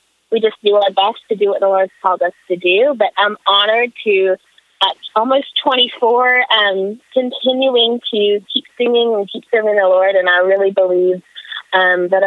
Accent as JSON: {"language": "English", "town": "Moneta", "region": "Virginia", "country": "United States", "said": "I'm from Moneta, Virginia. It's a little town outside of Roanoke."}